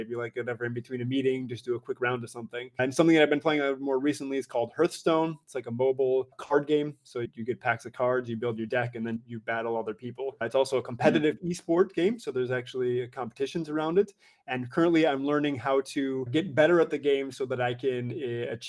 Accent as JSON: {"language": "English", "country": "United States", "moved": "as an adult", "lives_now": "Europe", "said": "I currently reside, though I am an American citizen, in Europe"}